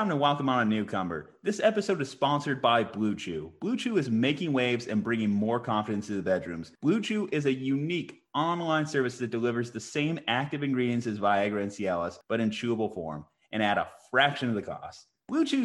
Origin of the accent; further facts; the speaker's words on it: Albuquerque, New Mexico, United States; We're from Albuquerque, New Mexico.